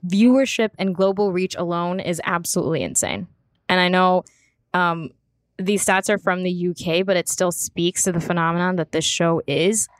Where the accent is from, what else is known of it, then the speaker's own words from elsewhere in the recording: United States; as an American